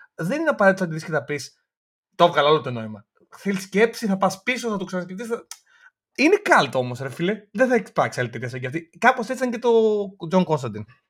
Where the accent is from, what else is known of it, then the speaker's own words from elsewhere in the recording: Greece; όταν ήμασταν παιδιά, νομίζω στην Ελλάδα γενικά ήμασταν πιο πολύ DC παρά Marvel